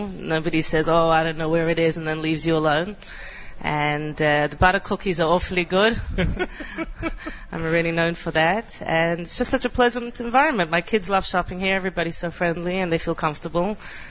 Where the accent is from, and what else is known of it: Australia